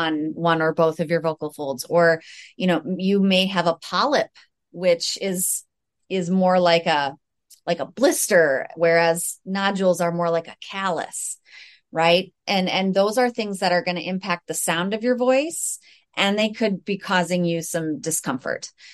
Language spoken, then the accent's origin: English; United States; I am also from the United States